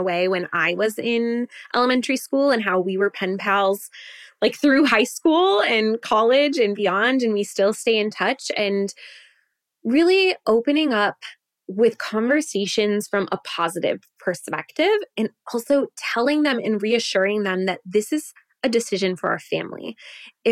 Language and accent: English; Wisconsin, United States; moved away as an adult; we were born and raised in Wisconsin